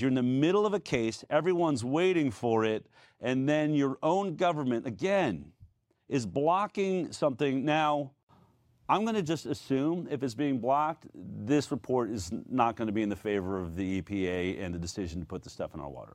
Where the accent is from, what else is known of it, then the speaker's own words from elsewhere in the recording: Boulder, Colorado, United States; I'm from Boulder, Colorado.